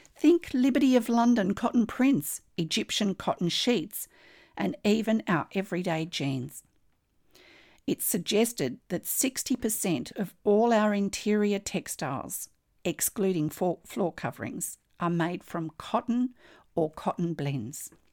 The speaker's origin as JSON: {"language": "English", "country": "Australia"}